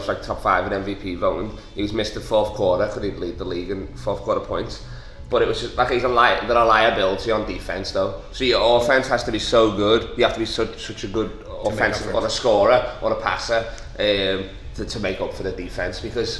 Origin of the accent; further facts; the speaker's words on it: New York City, New York, United States; moved away as an adult; now in Sydney, Australia; born and raised in New York.